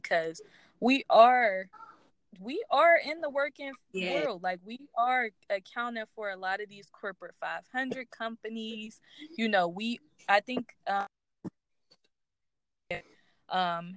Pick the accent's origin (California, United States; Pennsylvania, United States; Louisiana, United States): Pennsylvania, United States; Philadelphia; I'm from Philadelphia, so I'm from a big city